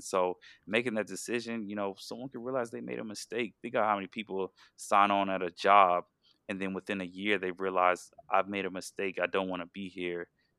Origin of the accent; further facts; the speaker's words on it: Georgia, United States; hey, you know, I'm from Georgia, Oregon really appealed to me, I want to go out to Oregon. But then I realized, you know, I'm kind of homesick and I want to move back home.